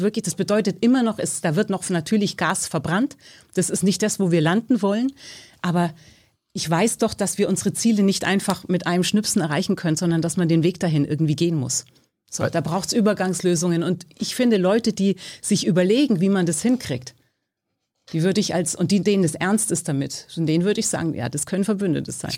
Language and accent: German; Bavaria, Germany; moved away as an adult; now in Berlin, Germany; Geboren bin ich in Bayern. Ich bin seit 30 Jahren hier